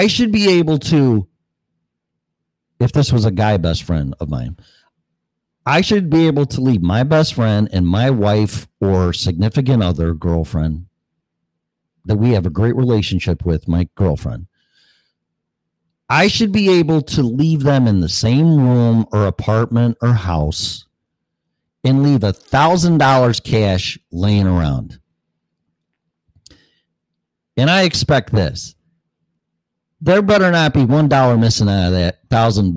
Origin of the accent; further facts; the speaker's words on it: Hanover Park, Illinois, United States; moved away as an adult; also born or lived in Colorado; I was not born, but raised in, well, Hanover Park, which is right next door. You got Hanover Park, Bartlett, Streamwood, Illinois